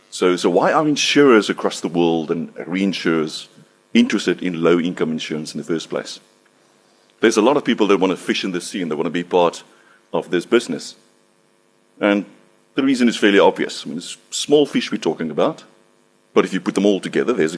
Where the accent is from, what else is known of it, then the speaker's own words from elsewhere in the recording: South Africa; I'm from South Africa